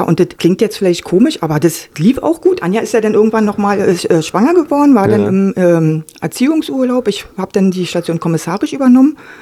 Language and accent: German; Berlin, Germany; Ich bin auch zum Beispiel in Marzahn aufgewachsen